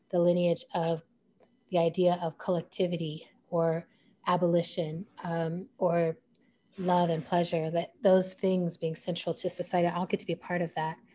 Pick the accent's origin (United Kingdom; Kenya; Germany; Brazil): Germany; now in United States; And growing up in Germany, you're living in the legacy of a country hitting its rock bottom.